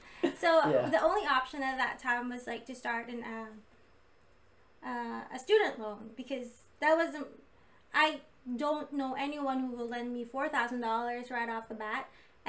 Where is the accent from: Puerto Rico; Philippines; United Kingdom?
Philippines; I don't have credit at all because I came from the Philippines.